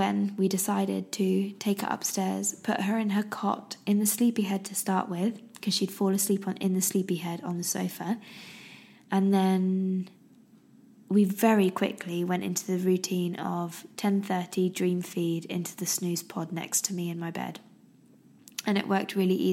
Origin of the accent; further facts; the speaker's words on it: United Kingdom; I'm very British, very, very British.